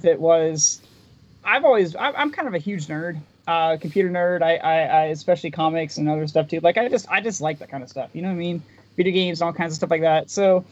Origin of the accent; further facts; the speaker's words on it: West Virginia, United States; also born or lived in Bridgeport, West Virginia; I'm actually West Virginia native, born in West Virginia. I live right now in Bridgeport, but I grew up in Dodge County